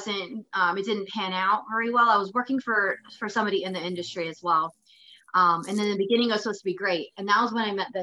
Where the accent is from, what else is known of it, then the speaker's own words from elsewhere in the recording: Phoenix, Arizona, United States; moved away as an adult; also born or lived in Los Angeles / San Diego / Japan; now in Stockton, United States; I'm originally from Phoenix